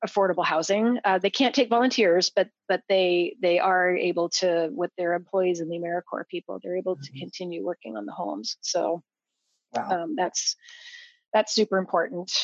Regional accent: Idaho, United States; moved away; I grew up in Idaho. Um, in farming country

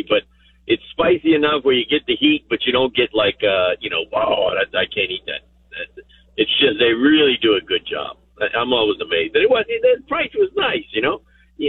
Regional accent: South Louisiana, United States; moved away as an adult; now in San Antonio, United States; I'm from South Louisiana, you know. I've been here 22 years, but still, you know, I have a bit of an accent.

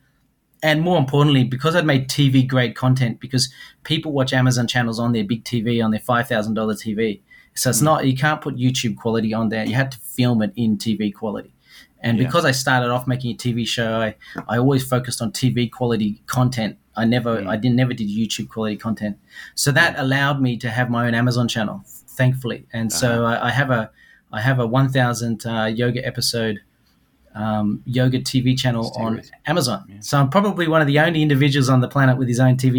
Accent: Sydney, New South Wales, Australia; moved away as an adult; also born or lived in Osaka, Japan / Tokyo, Japan; now in Japan; I'm originally from Sydney

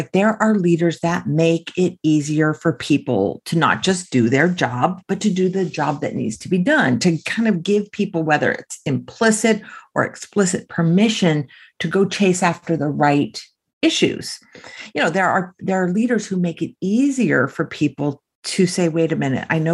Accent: California, United States; I grew up in California.

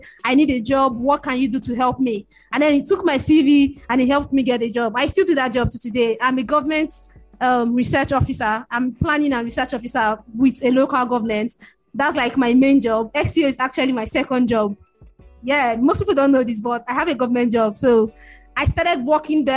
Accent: Lagos, Nigeria; I grew up in Lagos, Nigeria, family of five kids and two parents

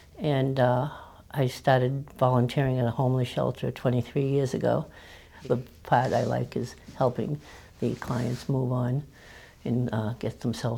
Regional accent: Worcester, Massachusetts, United States; accent: New England; I'm from Worcester, Massachusetts.

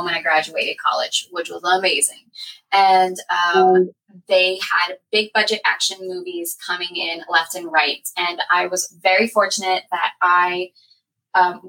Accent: Lafayette, Louisiana, United States; also born or lived in New Orleans; now in Slidell, United States; I am from Lafayette, Louisiana

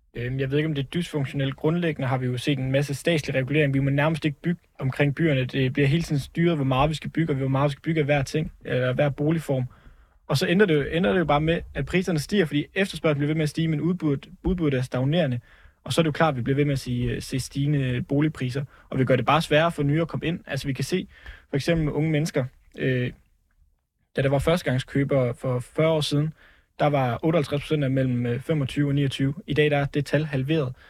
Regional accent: Jutland, Denmark; moved away; Jeg er selv over fra Jylland af

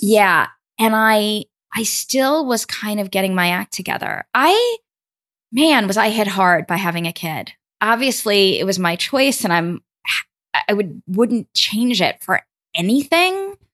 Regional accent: New York City, New York, United States; I grew up in Brooklyn, New York.

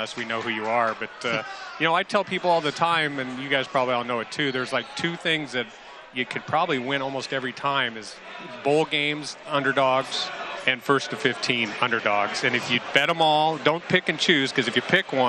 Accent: Midwest, United States; I'm from the Midwest

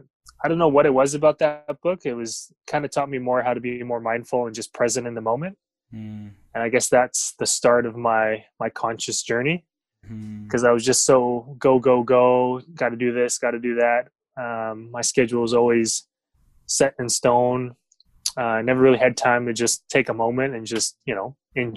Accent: Vancouver, British Columbia, Canada; also born or lived in Philippines; So I was born in Vancouver, but I grew up in the Philippines, probably about until I was like 5 or 6, and then came back here into Canada.

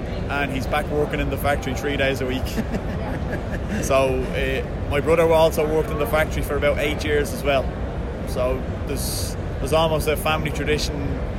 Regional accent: Dublin, Leinster, Ireland; I'm from Peterson's in Dublin.

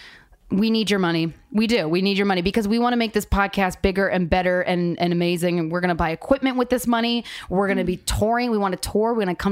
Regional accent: Souderton, Pennsylvania, United States; the Montgomery Theater in Souderton, Pennsylvania.

